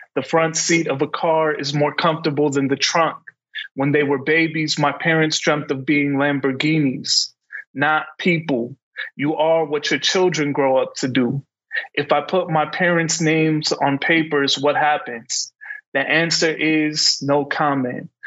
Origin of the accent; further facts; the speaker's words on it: Calumet City, Illinois, United States; I grew up in Calumet City